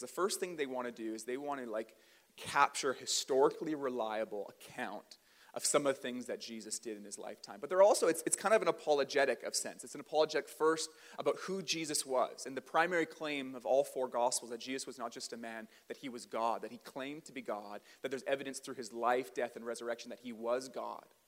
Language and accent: English; Port Coquitlam, British Columbia, Canada; also born or lived in Port Moody; I grew up in the Tri Cities. I grew up in Port Coquitlam and Port Moody